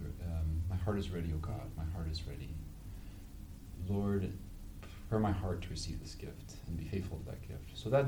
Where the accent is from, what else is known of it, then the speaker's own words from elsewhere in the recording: Illinois, United States; moved away; I come from Illinois originally, grew up in a big family, small town, cornfields and Amish.